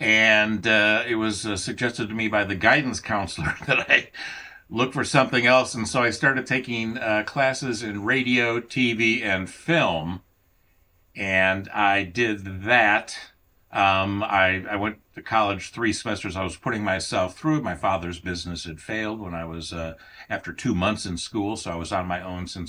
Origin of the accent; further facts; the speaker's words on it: Illinois, United States; also born or lived in Indiana / Kansas City; Well, I grew up in the southern suburbs of Chicago in Illinois, and in northwestern Indiana, and then back to the suburbs of Chicago, and then to the suburbs of Kansas City.